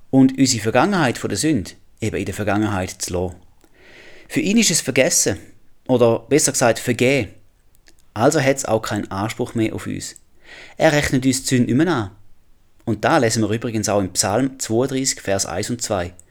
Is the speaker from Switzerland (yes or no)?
yes; Switzerland; moved away; Ich komme aus der Schweiz. Ich habe einen Schweizer Pass.